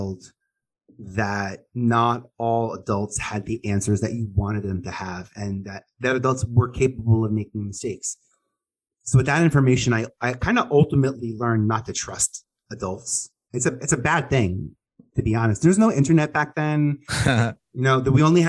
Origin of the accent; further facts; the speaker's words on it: New York City, New York, United States; I was a boy from Staten Island